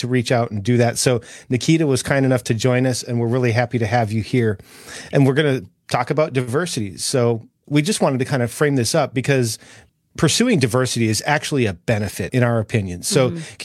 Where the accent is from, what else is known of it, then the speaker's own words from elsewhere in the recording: North Dakota, United States; moved away as an adult; now in Tennessee, United States; I grew up in North Dakota